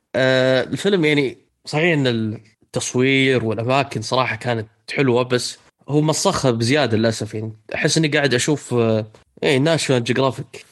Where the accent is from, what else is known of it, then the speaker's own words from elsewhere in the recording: Saudi Arabia; عندنا في السعودية